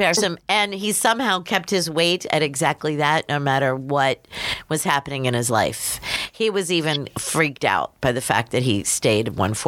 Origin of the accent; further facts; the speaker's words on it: Pittsburgh, Pennsylvania, United States; I'm from Pittsburgh